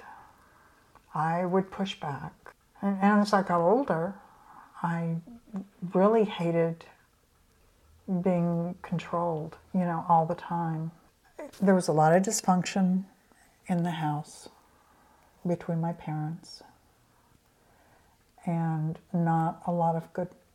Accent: Tennessee, United States; also born or lived in Indiana; I was born in Indiana. We moved to Tennessee, actually, when I was 10. Well, 9

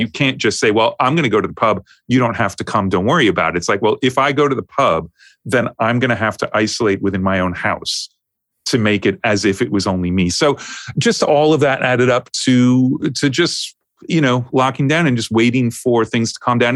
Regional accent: New York, United States; also born or lived in Los Angeles; now in United Kingdom; I grew up in New York

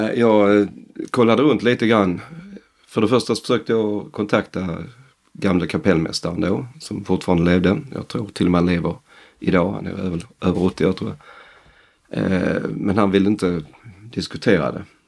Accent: northern Skåne, Sweden; Vi andra är från Skåne. Okay. Norra Skåne

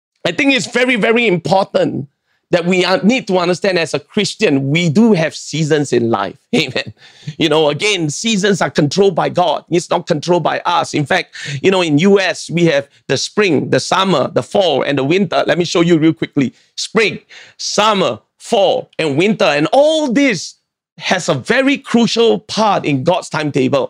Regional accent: Singapore; I'm a Singaporean

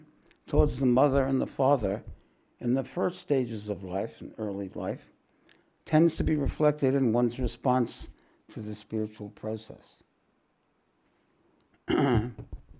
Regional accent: New York, United States; now in Australia; we're both from New York

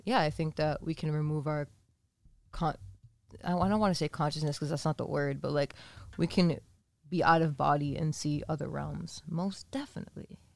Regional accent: Massachusetts, United States; moved away as an adult; now in Los Angeles, United States; we're from Massachusetts. Shout out 508

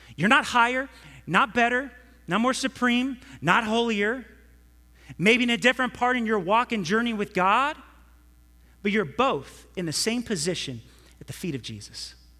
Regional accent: California, United States; I'm from California

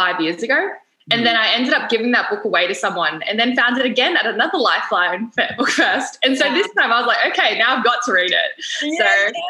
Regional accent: Sydney, New South Wales, Australia; moved away as an adult; now in Gold Coast, Australia; I was born and raised in Sydney, moved up to the Gold Coast to start studying medicine.

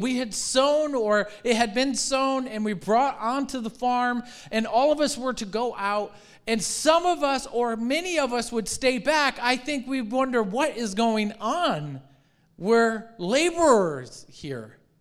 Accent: Michigan, United States; moved away; I grew up in Michigan

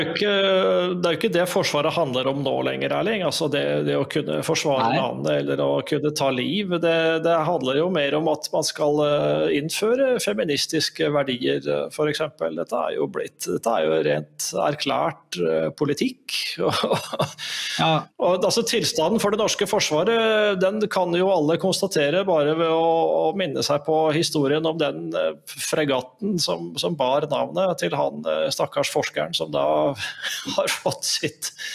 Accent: Norway; also born or lived in Italy

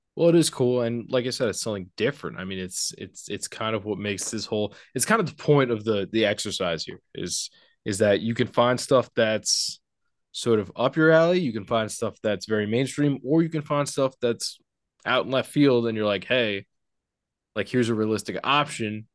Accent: Port Washington, New York, United States; I grew up in a little town called Port Washington, New York

